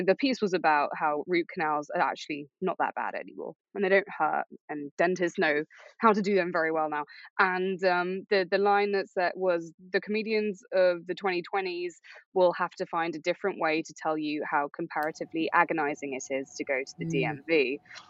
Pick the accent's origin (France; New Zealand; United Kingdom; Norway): United Kingdom; moved away as an adult; now in New York, United States; growing up in Europe